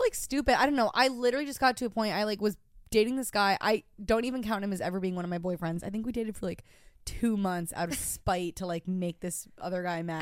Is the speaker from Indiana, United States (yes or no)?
no; Rochester, New York, United States; moved away as an adult; now in New York City, United States; my hometown was just so fucking classic. I'm from Rochester, New York